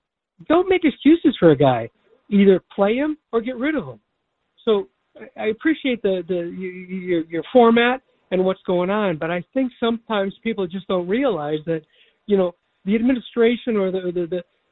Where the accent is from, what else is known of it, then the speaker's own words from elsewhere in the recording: Chicago, Illinois, United States; I'm an older guy, born and raised in Chicago